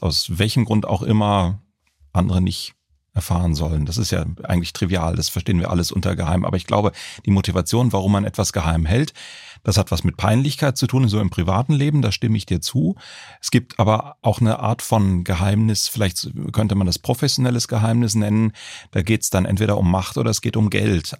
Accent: Baden-Baden, Baden-Württemberg, Germany; Ich komme aus Baden-Baden

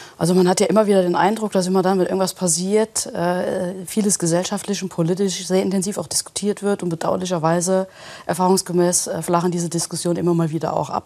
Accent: Kusel, Rhineland-Palatinate, Germany; ich komme aus Kusel

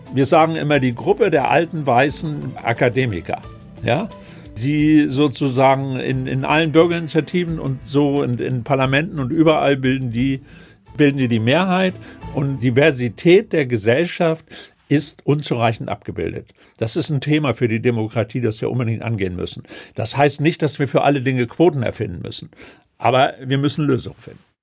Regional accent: Northern Germany, Germany; bei uns in Norddeutschland

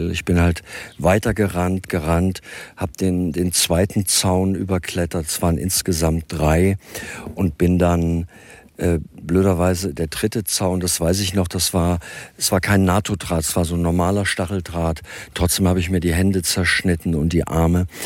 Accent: Gotha, Thuringia, Germany; also born or lived in Luisenthal / Lower Saxony; now in Eifel, Germany; da, wo ich geboren bin, ich komme halt aus, zum, aus dem tiefsten Gotha. Thüringer Wald, Gotha, und dann in Luisenthal gewohnt, also von Fichten und steilen Bergen umgeben, dunkel, im Sommer duftend nach diesem Harz.

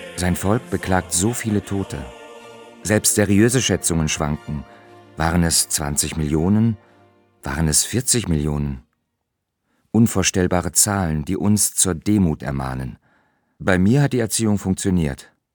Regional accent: Berlin, Germany; In meiner Kindheit im Ostberlin der 60er Jahre

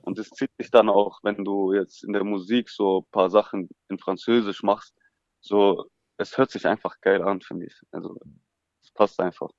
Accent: Stuttgart, Baden-Württemberg, Germany; Geboren bin ich hier in Stuttgart, ja. aufgewachsen in Feuerbach, mhm. Stadtteil Feuerbach

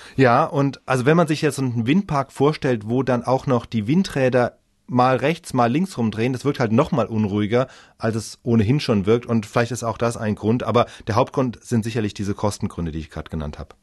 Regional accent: Germany; Bei uns in Deutschland

